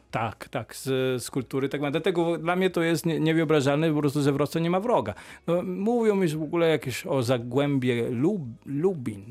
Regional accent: Emilia-Romagna, Italy; Polish is a second language; moved away as an adult; now in Poland; Ja jestem po prostu z regionu Emilia-Romagna, stolica jest Bologna

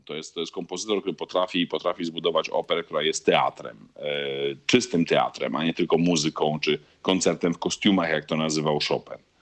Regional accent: Poland; accent: Polish; moved away as an adult; also born or lived in Italy / Bologna / Milan / Wrocław; now in Buenos Aires, Argentina; nie straciłem akcentu polskiego na tyle po 15 latach

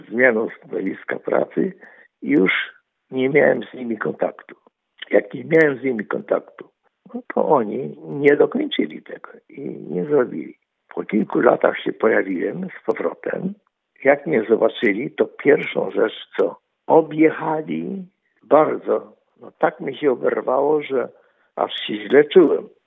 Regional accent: Poland; ale ja jej mówię, że ja jestem z Polski

